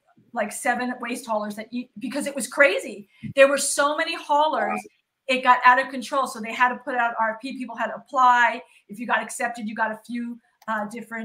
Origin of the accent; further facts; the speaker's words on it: New York City, New York, United States; now in Los Angeles, United States; I'm from New York originally